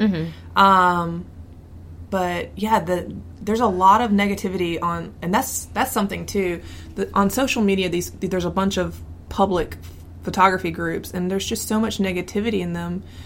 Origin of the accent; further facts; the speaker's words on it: the South, United States; growing up in the South